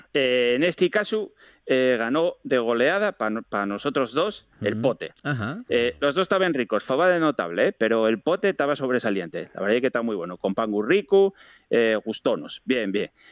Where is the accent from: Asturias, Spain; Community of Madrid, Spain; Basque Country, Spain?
Asturias, Spain; parece que tenemos los asturianos